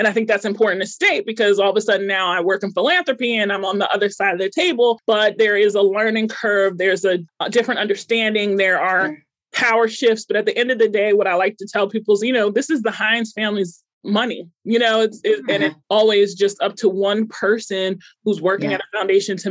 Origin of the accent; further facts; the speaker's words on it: Long Island, New York, United States; moved away as an adult; now in Pittsburgh, United States; I'm from Long Island. I moved to Pittsburgh in 2010 to work at the August Wilson Center.